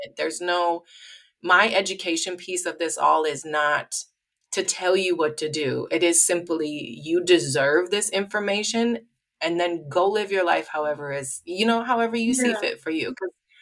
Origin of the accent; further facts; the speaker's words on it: Midwest, United States; I grew up in the Midwest